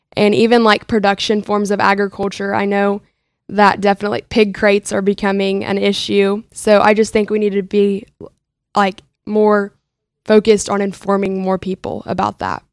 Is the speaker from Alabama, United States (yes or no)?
no; Minco, Oklahoma, United States; I am from Minko, Oklahoma